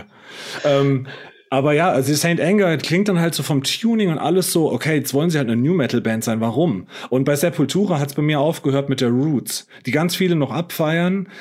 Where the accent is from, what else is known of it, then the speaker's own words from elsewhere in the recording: Heppenheim, Hesse, Germany; in Heppenheim, wo ich herkomme aus dem Ort